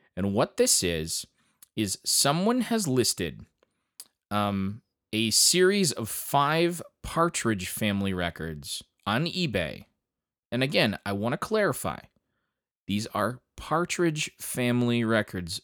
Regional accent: Grand Ledge, Michigan, United States; my hometown of Grand Ledge, Michigan

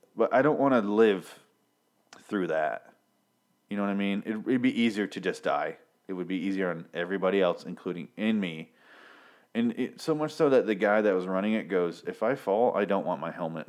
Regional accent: Michigan, United States; I'm from Michigan, which is just around the lake

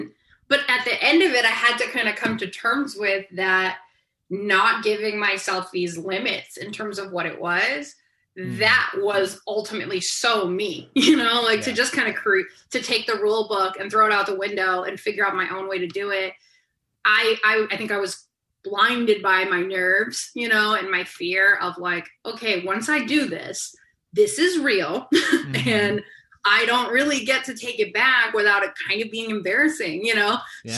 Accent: Johnston, Rhode Island, United States; moved away as an adult; also born or lived in Hartford, Connecticut; now in Los Angeles, United States; I grew up in Rhode Island.

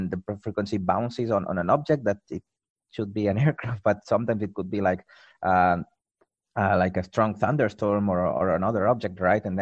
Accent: Barcelona, Catalonia, Spain; moved away as an adult; also born or lived in Toulouse / Hong Kong; moved back to my hometown, to Barcelona

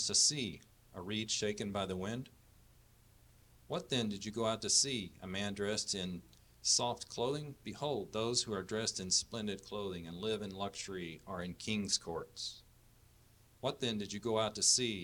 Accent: Montgomery County, Texas, United States; moved away as an adult; now in Pearland area, Texas, United States; We are originally from Montgomery County up north. We lived there all our lives, grew up there together, married there

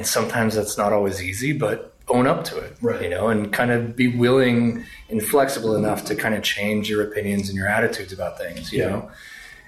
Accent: Lawrence, Massachusetts, United States; I grew up in Lawrence, Mass

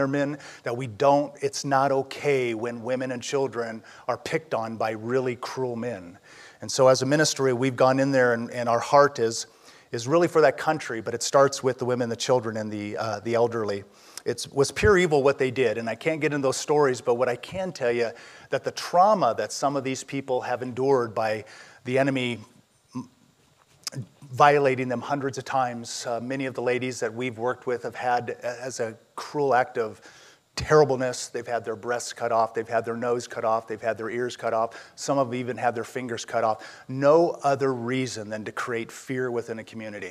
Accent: Southern California, United States; I'm from Southern California

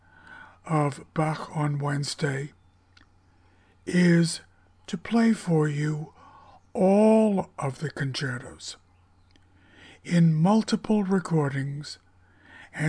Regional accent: Greenwich, Connecticut, United States; I was born in Greenwich Hospital in Greenwich, Connecticut at 10:44 p.m. on June 2nd, 1948

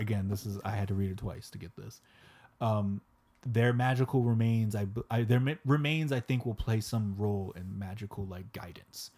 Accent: Florida, United States; we're from Florida

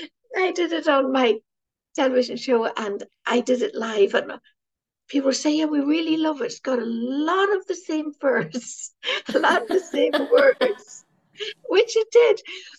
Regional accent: Ireland; Now, you know, being Irish, he's our patron saint.

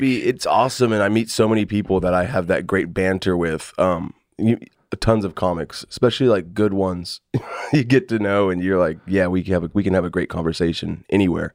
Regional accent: Fort Worth, Texas, United States; also born or lived in Houston; I'm from, uh, Fort Worth

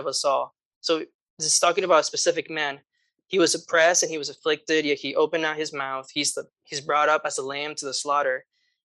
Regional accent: Guatemala; moved away; I grew up in Guatemala

